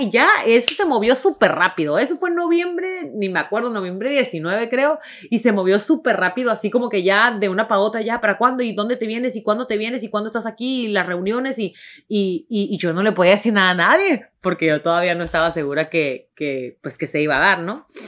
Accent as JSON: {"language": "Spanish", "town": "Tijuana", "region": "Baja California", "country": "Mexico", "tie": "born or raised there", "said": "mi casa, de Tijuana, de mi, de cuando yo na, de cuando yo crecí"}